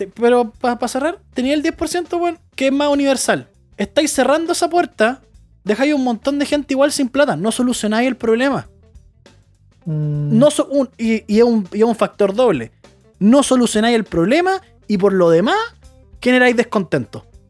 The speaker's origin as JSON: {"language": "Spanish", "country": "Chile", "said": "somos los chilenos"}